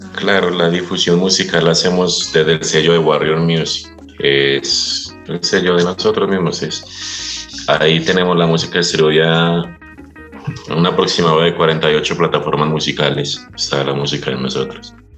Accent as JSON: {"language": "Spanish", "country": "Colombia", "moved": "as an adult", "lives_now": "Otavalo, Ecuador", "said": "de donde yo vengo es un lugar donde usted crece"}